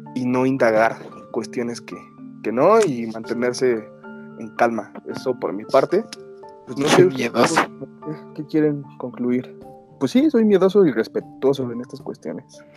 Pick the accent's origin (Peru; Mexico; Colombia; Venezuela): Mexico; nuestra antigüedad como mexicanos